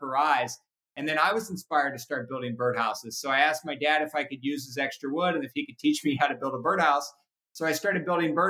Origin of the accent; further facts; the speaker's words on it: Cincinnati, Ohio, United States; now in Napa, United States; I was born and raised in Cincinnati.